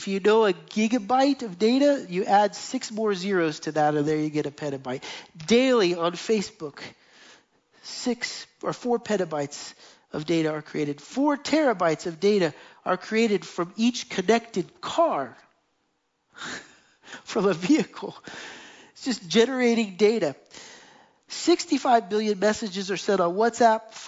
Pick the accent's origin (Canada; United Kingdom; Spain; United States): United States; moved away as an adult; now in Jerusalem, Israel; we went back to the United States